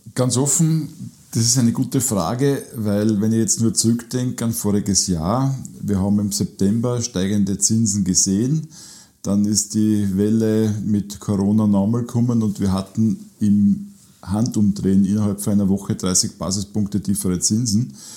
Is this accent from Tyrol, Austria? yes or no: no; Burgenland, Austria; bei uns im Burgenland